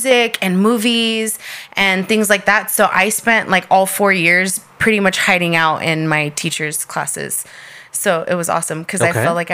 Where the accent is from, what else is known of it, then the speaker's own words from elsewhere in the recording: El Paso, Texas, United States; moved away as an adult; also born or lived in Albuquerque, New Mexico / Corpus Christi, Texas / Houston, Texas; I'm from El Paso, born and raised, but I moved to Albuquerque when I was 18.